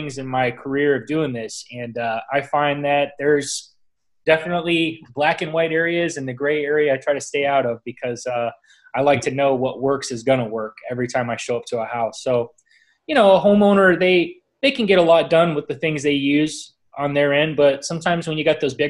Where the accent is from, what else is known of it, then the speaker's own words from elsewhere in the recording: Southwest Florida, United States; as a kid growing up here, I was in Boy Scouts growing up